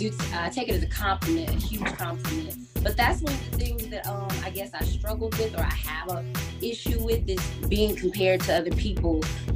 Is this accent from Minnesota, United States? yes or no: no; South Mississippi, United States; moved away as an adult; now in Atlanta, United States; I'm originally from South Mississippi.